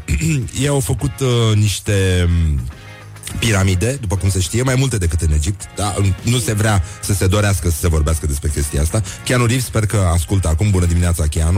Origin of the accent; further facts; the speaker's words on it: Brăila, Brăila County, Romania; care sunt din Brăila